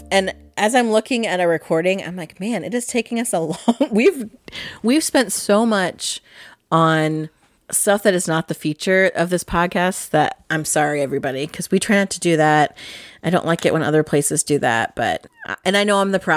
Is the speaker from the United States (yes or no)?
no; England, United Kingdom; the printing press is very important to me as an English person and a lover of the written word.